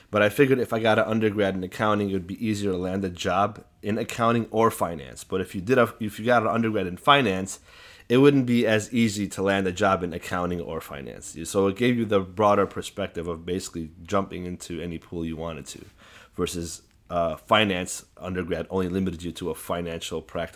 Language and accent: English; Chicago, Illinois, United States; Actually, I was always within a community, within an Assyrian community. So I've never not been around Assyrians. You know, in the neighborhood I grew up